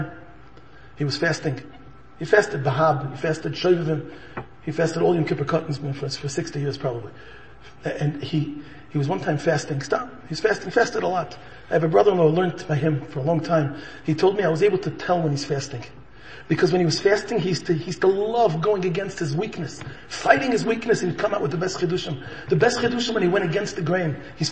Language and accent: English; Chicago, Illinois, United States; I'm a born and bred in Chicago